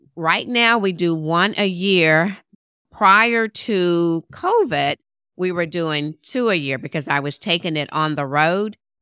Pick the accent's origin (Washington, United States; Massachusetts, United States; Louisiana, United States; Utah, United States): Louisiana, United States; Shreveport; moved away as an adult; my hometown of Shreveport, Louisiana